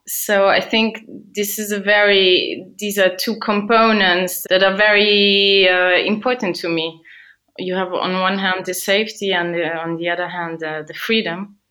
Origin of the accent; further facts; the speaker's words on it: Luxembourg; I grew up and I was born in Luxembourg